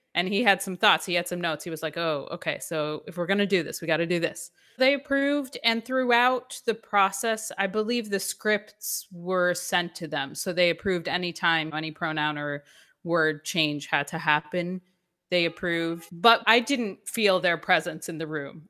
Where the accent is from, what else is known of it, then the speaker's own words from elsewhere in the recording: Atlanta, Georgia, United States; moved away as an adult; also born or lived in New York / New York City; I am from New York originally, I grew up in Atlanta